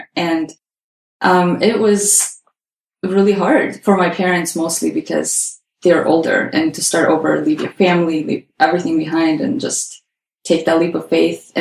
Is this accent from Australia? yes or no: no; Azerbaijan; moved away as an adult; now in Canada; we are from Azerbaijan